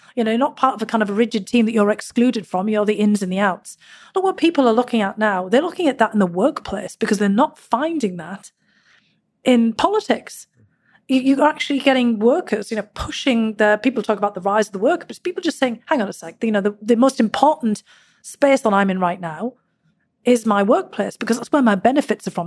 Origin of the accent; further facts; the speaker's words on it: Durham, North East England, United Kingdom; now in United States; growing up in Northern England. The Durham miners that I was part of for generations